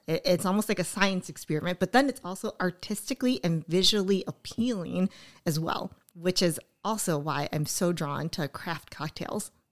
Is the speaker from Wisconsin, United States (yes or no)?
yes; Oshkosh, Wisconsin, United States; this is my hometown